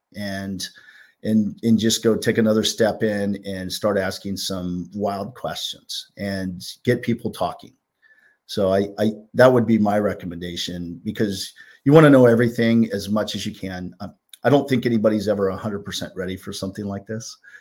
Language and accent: English; California, United States; now in New Jersey, United States; some of my friends that I grew up with in California, 'cause I'm a transplant from West Coast to East Coast